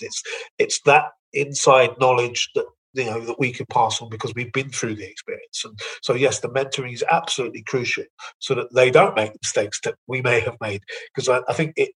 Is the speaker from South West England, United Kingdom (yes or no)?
no; London, United Kingdom; moved away; I can say this as a Londoner